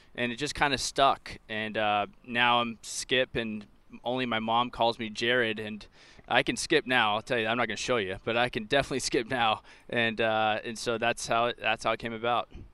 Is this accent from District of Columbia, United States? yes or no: no; Orange County, California, United States; moved away as an adult; now in Cincinnati, United States; the Orange County lifestyle that I'm used to back home in California